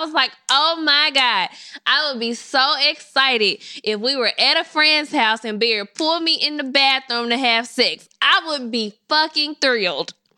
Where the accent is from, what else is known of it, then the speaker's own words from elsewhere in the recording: Memphis, Tennessee, United States; I'm from Memphis. I went to Colonial Middle School.